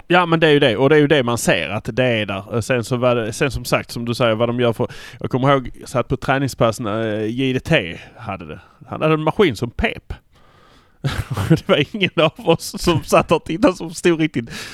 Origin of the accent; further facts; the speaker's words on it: Malmö, Skåne, Sweden; vi är från Malmö